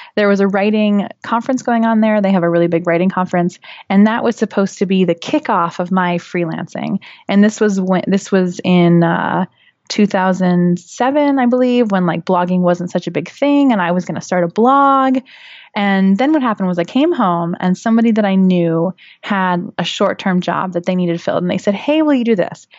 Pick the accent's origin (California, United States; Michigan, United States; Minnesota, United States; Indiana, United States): California, United States; moved away as an adult; also born or lived in Western Massachusetts / Florence, Italy; I grew up in a very, very small town in California, which is now not so small because it's Silicon Valley now